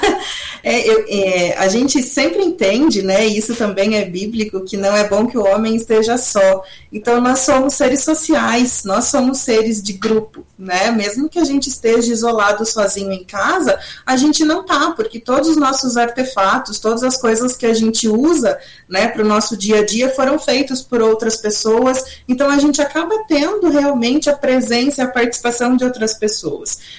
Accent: Curitiba, Paraná, Brazil; eu sou de Curitiba

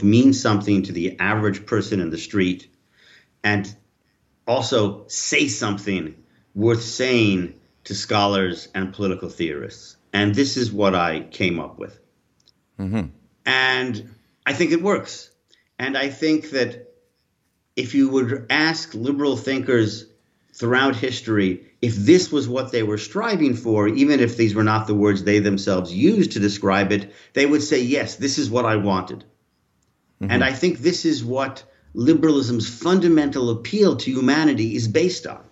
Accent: United States; moved away as an adult; now in France; I'm originally American

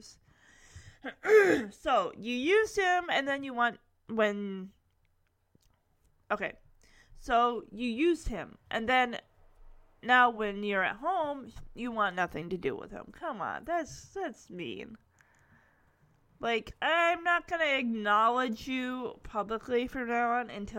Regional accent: Lowell, United States; this was right in my hometown of Lowell, so Lowell's, like, really, really small

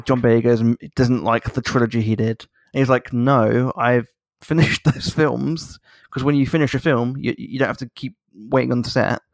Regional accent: United Kingdom; a British person

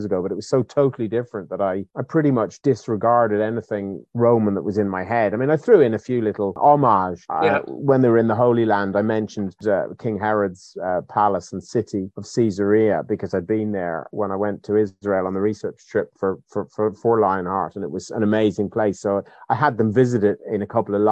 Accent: Ireland; moved away as an adult; now in United Kingdom

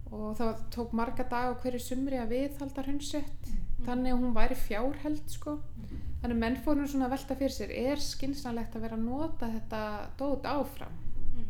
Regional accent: Aðaldalur, Suður-Þingeyjarsýsla, Northeastern Region, Iceland; ég er sérst alin upp í Aðaldal, Suðuðingaðsíslu

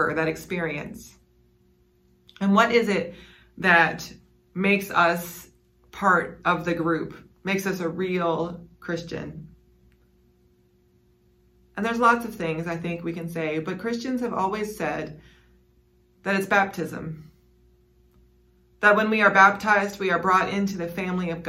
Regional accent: West Virginia, United States; I grew up in West Virginia

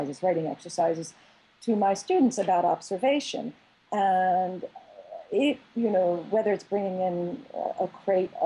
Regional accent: Philadelphia, Pennsylvania, United States; I grew up in Philadelphia, right? My language, I'm a Philly girl, right? So I have a particular accent, I say Jimmy's, I don't say sprinkles

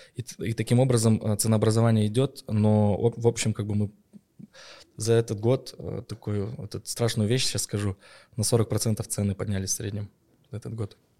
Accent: Petropavl, North Kazakhstan Region, Kazakhstan; в моем родном городе Петропавловске франшиза была куплена

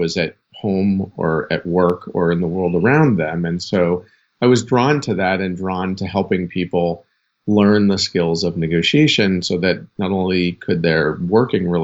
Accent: near Boston, Massachusetts, United States; I grew up near Boston and kind of a middle class kid.

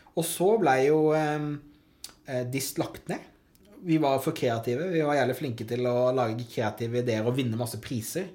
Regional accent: Hovden, Agder, Norway; Hovden. Hovden. Snedsdal. Ja. 350 innbyggere, fire stykker i klassen min.

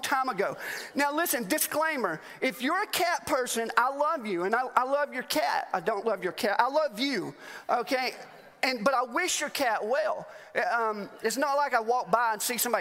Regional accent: Alabama, United States; now in Mt. Juliet, United States; I am from Alabama

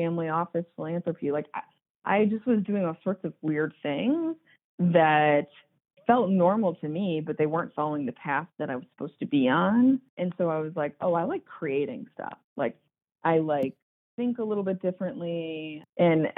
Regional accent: Chicago, Illinois, United States; Chicago, and I'm second generation. But so we both grew up here

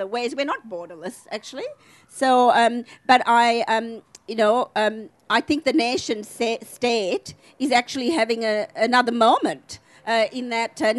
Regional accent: Adelaide, South Australia, Australia; also born or lived in Sri Lanka; I grew up in Adelaide

